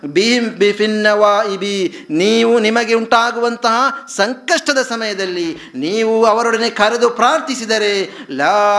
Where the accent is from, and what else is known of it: Uchila, Karnataka, India; born or raised there; now in Saudi Arabia